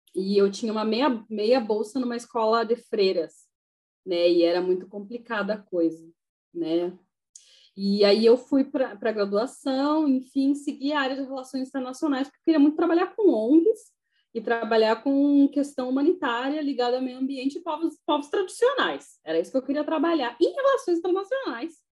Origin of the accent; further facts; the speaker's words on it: Uruguaiana, Rio Grande do Sul, Brazil; eu sou de Uruguaiana